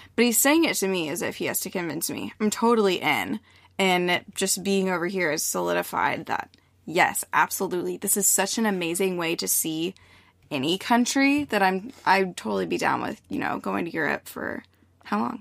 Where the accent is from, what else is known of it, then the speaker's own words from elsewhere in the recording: United States; I'm American.